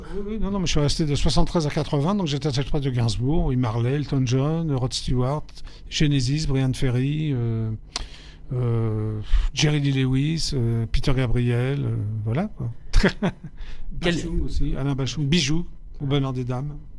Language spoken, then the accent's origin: French; Paris, Île-de-France, France; j'ai grandi, je suis né à Paris, donc j'ai grandi à Paris 11e, avenue Parmentier